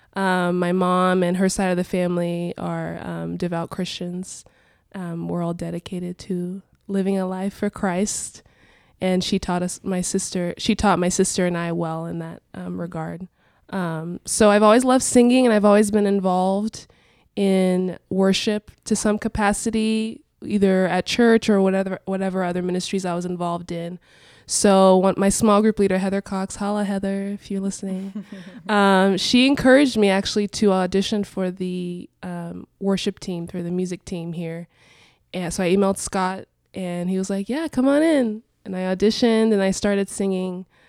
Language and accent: English; Lisbon, Portugal; moved away as an adult; also born or lived in Angola / San Diego, United States; now in Columbia, Missouri, United States; I was born in Angola, which is a country in Southern Africa, um, but I grew up in Portugal